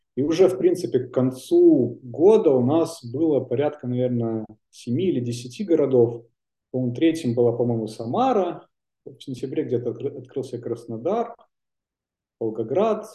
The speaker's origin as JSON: {"language": "Russian", "country": "Belarus", "tie": "born or raised there", "also_born_or_lived": "Prague / Saint Petersburg", "moved": "as an adult", "said": "я вернулся обратно в Беларусь, откуда я родом"}